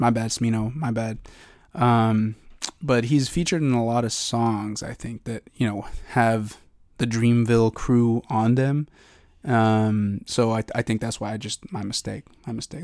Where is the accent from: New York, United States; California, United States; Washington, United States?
Washington, United States; eastern; now in Seattle, United States; back home in eastern Washington, uh, to my hometown